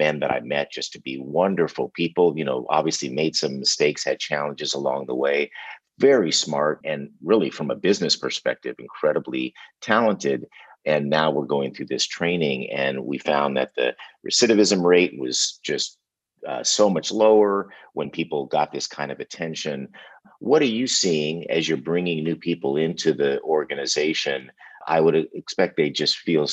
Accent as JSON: {"language": "English", "town": "Los Angeles", "region": "California", "country": "United States", "tie": "born or raised there", "said": "I grew up in Los Angeles, went to Venice High School"}